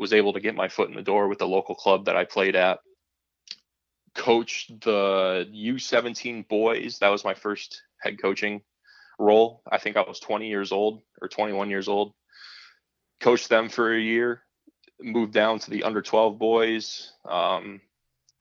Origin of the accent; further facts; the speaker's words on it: Bradford, Pennsylvania, United States; I grew up in Bradford, Pennsylvania, which is just this super small rural community in northwest Pennsylvania